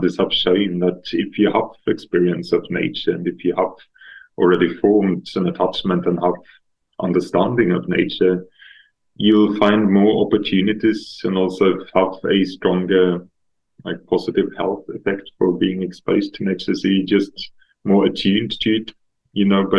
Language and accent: English; Stockholm, Stockholm County, Sweden; I'm from Stockholm, so I grew up in the suburbs